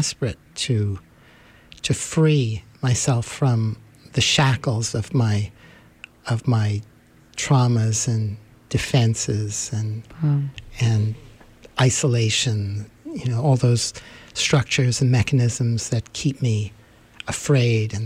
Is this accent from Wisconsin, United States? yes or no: no; New York City, New York, United States; now in Vermont, United States; I grew up in Manhattan